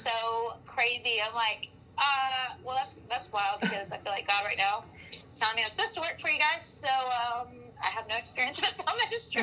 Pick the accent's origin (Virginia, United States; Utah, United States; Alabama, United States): Alabama, United States; Mobile; moved away as an adult; also born or lived in Birmingham, Alabama; now in Los Angeles, United States; I'm from Mobile originally, born and raised, and I um, I am a Southern girl at heart